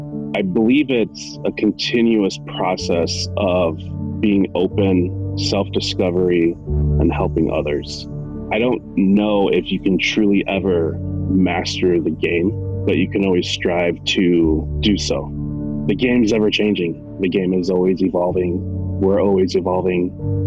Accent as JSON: {"language": "English", "town": "Chicago", "region": "Illinois", "country": "United States", "said": "I'm from Chicago, Illinois."}